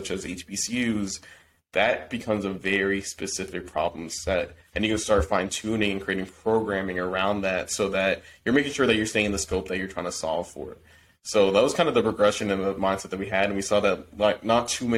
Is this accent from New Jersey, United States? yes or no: yes; New Jersey, United States; we're from New Jersey, small town, predominantly white town.